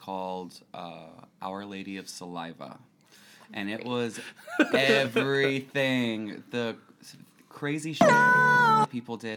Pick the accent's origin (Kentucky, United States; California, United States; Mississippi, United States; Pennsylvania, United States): Kentucky, United States; Louisville; now in New York, United States; I'm from Louisville, Kentucky. I grew up on a farm